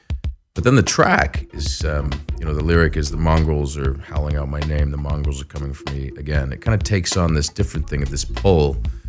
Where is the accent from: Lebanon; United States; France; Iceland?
Lebanon; Beirut, Beirut Governorate; born there; I was born in Beirut, Lebanon.